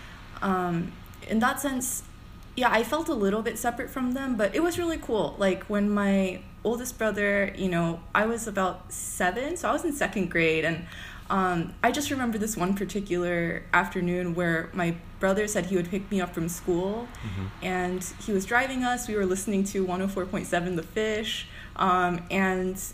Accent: Duluth, Georgia, United States; moved away as an adult; also born or lived in Chicago; I was born, raised, and educated in Atlanta, or in Georgia, I guess, in Koreatown area, so Duluth

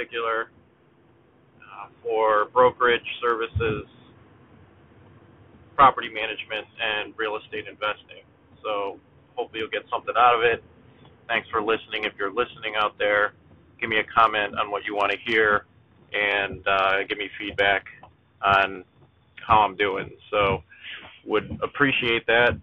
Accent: Cleveland, Ohio, United States; I was born here in Cleveland, Ohio

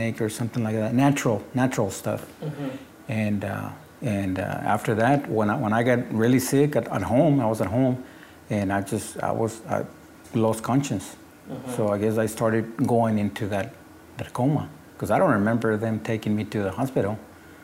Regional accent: Mexico; English is a second language; moved away as an adult; now in United States; When I graduated from high school in Mexico, I came over here and they put me back on ninth grade

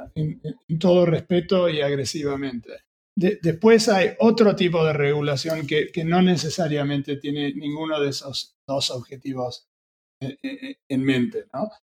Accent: Argentina; moved away; also born or lived in United States; siendo argentino

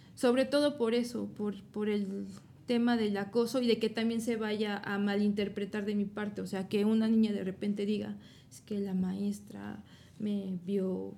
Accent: Puebla, Mexico; Soy de aquí, de Puebla

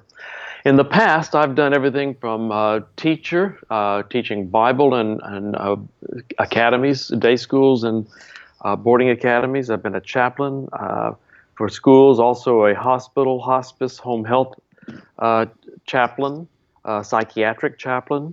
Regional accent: Dallas, Texas, United States; I'm from Dallas, Texas

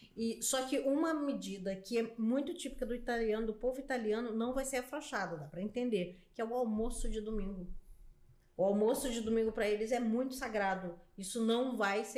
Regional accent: Brazil; a gente é brasileiro

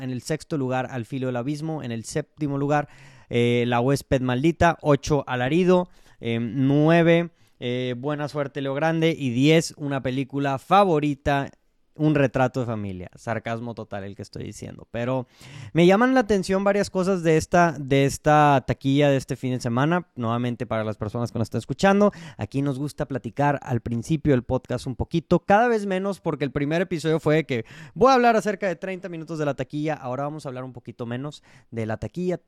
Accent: Mexico; como el mexicano que soy

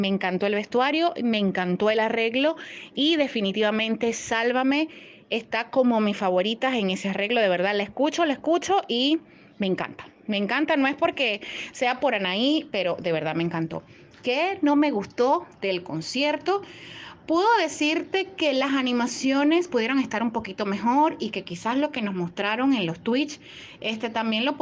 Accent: Maracaibo, Zulia, Venezuela; de Venezuela, específicamente Maracaibo

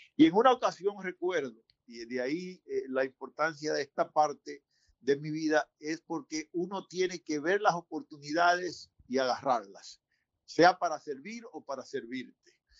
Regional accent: San Pedro de Macorís, Dominican Republic; moved away as an adult; also born or lived in Santo Domingo; now in United States; mi pueblo San Pedro

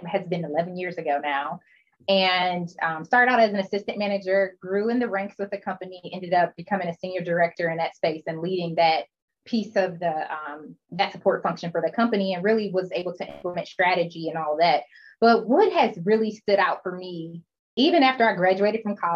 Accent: Detroit, Michigan, United States; also born or lived in Chicago / Syracuse; I'm from Detroit, moved back home and worked for a boutique firm here

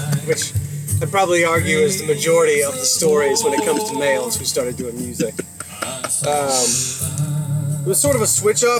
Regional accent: Texas, United States; moved away; I'm from Texas originally

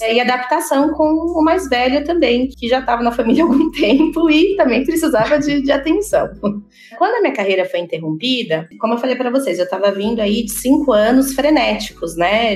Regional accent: Campinas, São Paulo, Brazil; eu sou originalmente de Campinas

